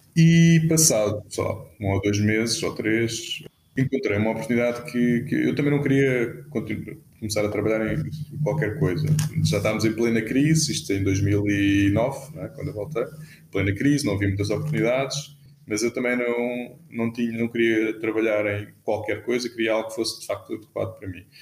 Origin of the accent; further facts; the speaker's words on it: Cascais, Lisbon, Portugal; now in Lisbon, Portugal; nasci em Cascais, onde vivi uh, toda a minha infância, juventude e, e, mesmo, e só saí de Cascais, aos, se não me engano, aos 27.